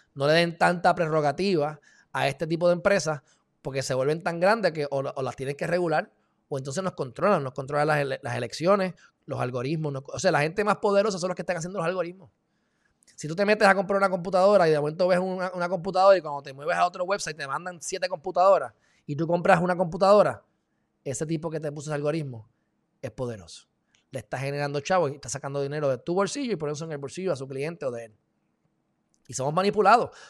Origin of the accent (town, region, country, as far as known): Puerto Rico